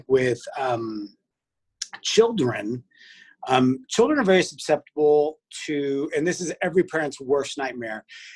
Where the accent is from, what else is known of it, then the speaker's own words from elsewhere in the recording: Weatherford, Texas, United States; I grew up out in Weatherford, Texas